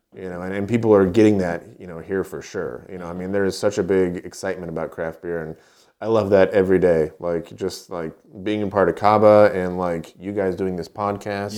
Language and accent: English; Poway, California, United States; moved away; also born or lived in Knoxville, Tennessee; I was born in Poway, which is about, uh, it's in San Diego County